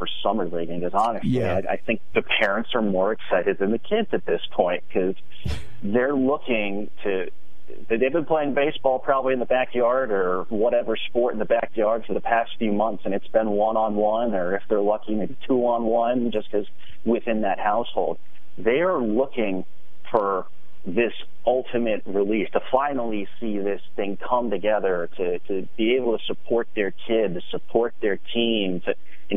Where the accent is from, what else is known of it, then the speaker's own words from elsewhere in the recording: Harrisburg, Pennsylvania, United States; also born or lived in Altoona, Pennsylvania / York, Pennsylvania; I'm a Pennsylvania kid, born and bred. I grew up in Harrisburg